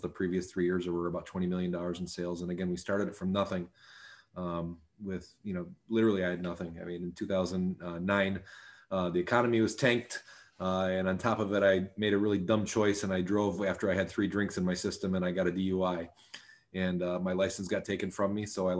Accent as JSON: {"language": "English", "town": "Sterling Heights", "region": "Michigan", "country": "United States", "tie": "born or raised there", "said": "I grew up in Sterling Heights, Michigan, which is a suburb of Detroit"}